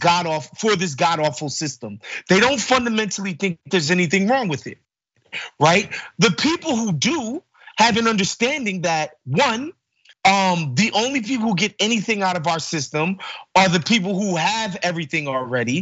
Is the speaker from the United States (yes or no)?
yes; New York City, New York, United States; I'm growing up in New York City around Puerto Ricans and Dominicans